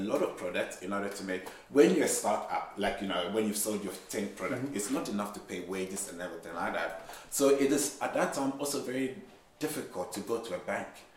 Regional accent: Ghana; I'm Ghanaian

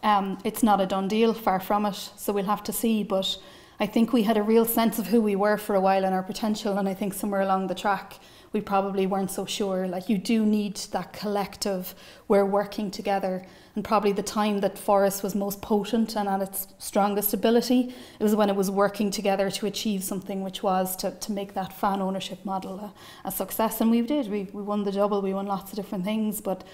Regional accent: Cork, Munster, Ireland

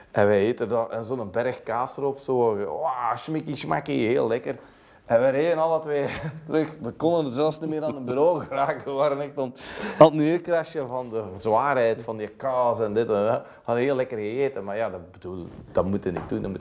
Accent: Belgium; Wat doen wij als Belg? we staan op, we vertrekken, koffie is dit en dat.

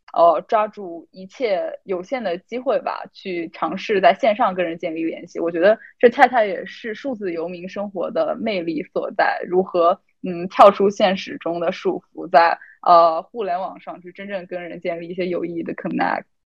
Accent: China; now in Boston, United States; 我来自中国，现在在波士顿

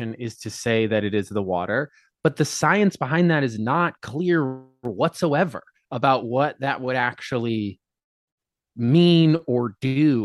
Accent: Colorado, United States; moved away as an adult; now in New York City, United States; I grew up in Colorado. Lived there till I was 22.

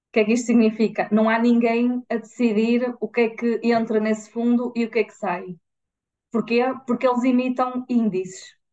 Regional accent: north of the Douro, Norte, Portugal; nós somos de, do, do, do norte, norte do Douro.

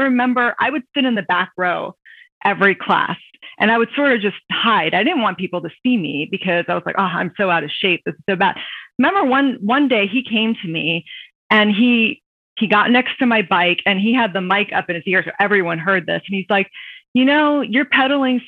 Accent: Virginia Beach, Virginia, United States; moved away as an adult; now in Washington, DC, United States; I grew up in Virginia Beach, Virginia.

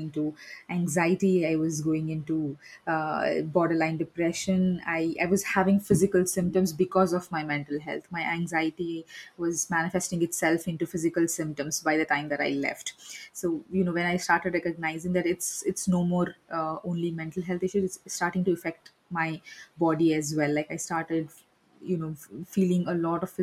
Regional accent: India; I'm from India

